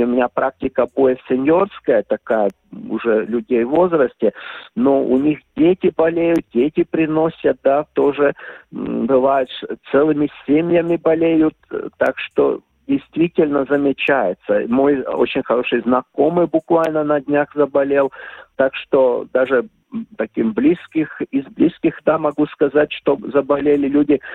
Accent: Ventspils, Latvia; also born or lived in Riga; мой родной город Венспилс

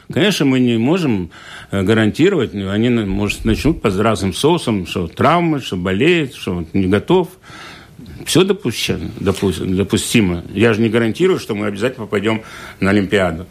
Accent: Liepāja, Kurzeme, Latvia; где я родился в Лепо

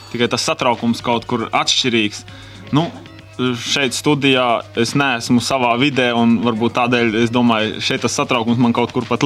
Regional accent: Kurmene, Zemgale, Latvia; born there; Nu, es esmu dzimis Latvijas pašos dienvidos, Stučkas rajona Kurmenes ciemā.

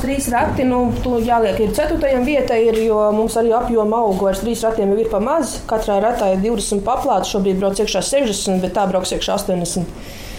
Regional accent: Latvia; also born or lived in Mārupe Municipality; Mēs lepojamies ar to, ka esam latvieši

